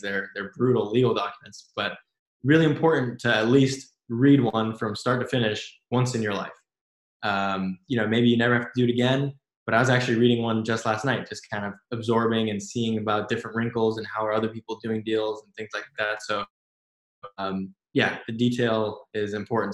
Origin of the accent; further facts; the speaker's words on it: Silicon Valley, California, United States; growing up in Silicon Valley